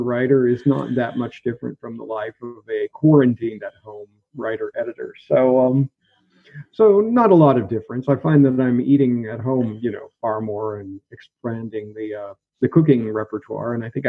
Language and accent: English; Pacific Northwest, United States; moved away as an adult; also born or lived in Oregon / Washington / Wisconsin / Salt Lake City; now in Berlin, Germany; I was born in Oregon State in the United States and grew up throughout the Pacific Northwest. My father moved us around a lot, so I lived in Oregon, Washington, Wisconsin for a brief period, a little bit of time in Salt Lake City, Utah.